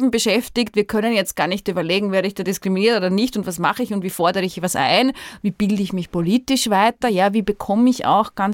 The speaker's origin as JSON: {"language": "German", "country": "Austria", "tie": "born or raised there", "said": "ich bin hier aufgewachsen in dieser Stadt, ich lebe hier"}